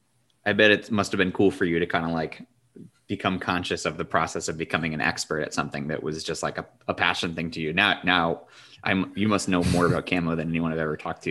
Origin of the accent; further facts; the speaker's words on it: New England, United States; Growing up in New England, I don't have a ton of camo.